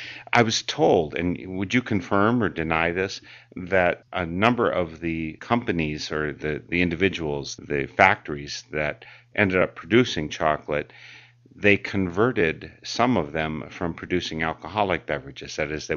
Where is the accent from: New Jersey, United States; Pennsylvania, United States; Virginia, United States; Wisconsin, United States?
Wisconsin, United States; I didn't grow up a Quaker. I grew up in Wisconsin